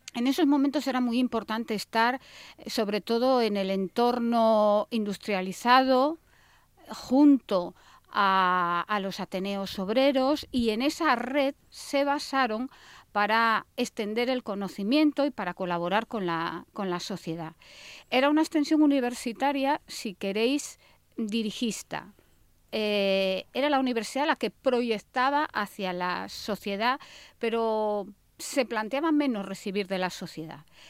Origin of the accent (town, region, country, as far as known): Asturias, Spain